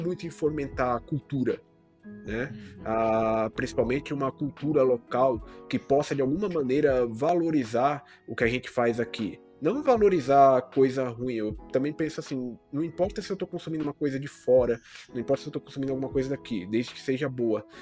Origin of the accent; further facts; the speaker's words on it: Brazil